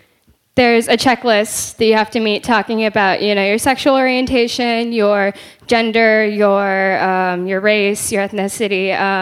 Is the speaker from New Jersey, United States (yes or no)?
no; Clovis, California, United States; I'm from Clovis High.